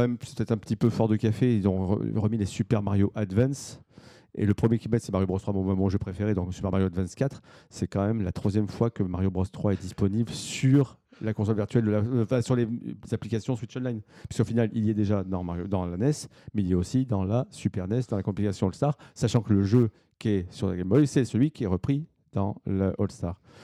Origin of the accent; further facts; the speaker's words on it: France; chez nous en France